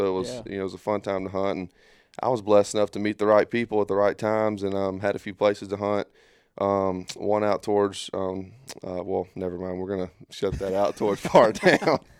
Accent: Darby, Mississippi, United States; from Darby, Mississippi. It's like 20 minutes from Columbia, kind of. Yeah. It's just a little small farming community.

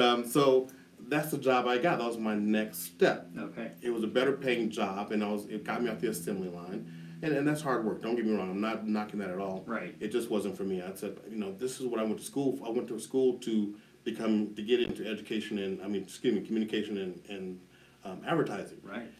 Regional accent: Denver, Colorado, United States; I'm a native of Denver, Colorado. I grew up in the East Denver Park Hill area.

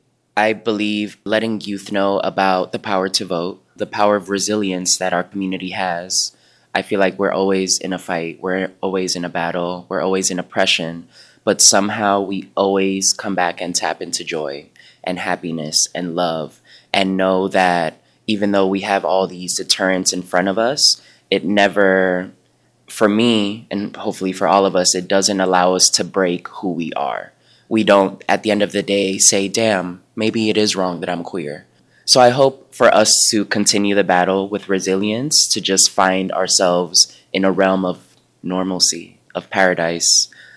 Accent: New York City, New York, United States; I come from a background, again, I'm from Uptown Manhattan, went to all black and brown school.

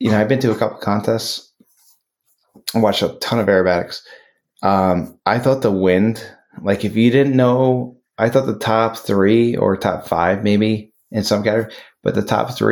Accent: New York, United States; Being that I'm from New York

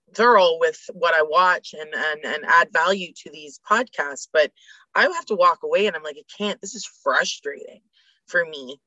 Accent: Canada; as a Canadian

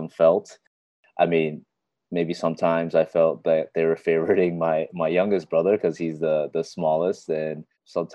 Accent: Richmond Hill, Ontario, Canada; I was born and raised in Toronto, actually Richmond Hill to be particular.

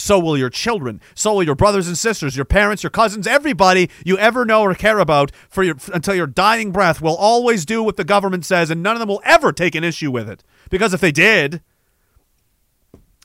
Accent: Eastern Canada, Canada; moved away; also born or lived in Saskatchewan; I'm from Eastern Canada, obviously. That should be clear from listening to my terrible voice.

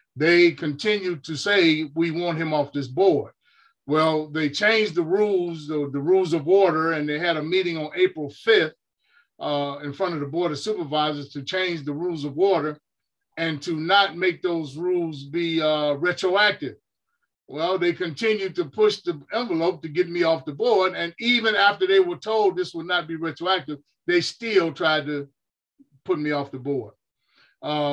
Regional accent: Chicago, Illinois, United States; now in California, United States; growing up in Chicago

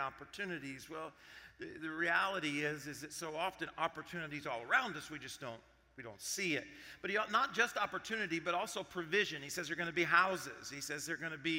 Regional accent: Arkansas, United States; I grew up in Arkansas.

